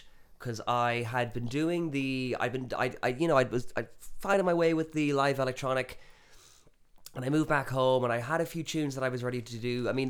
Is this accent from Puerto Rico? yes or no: no; Galway, Connacht, Ireland; also born or lived in Spain; I'm from Galway, but even before Vietnam, I'd been living in Spain for a few years and kind of been traveling around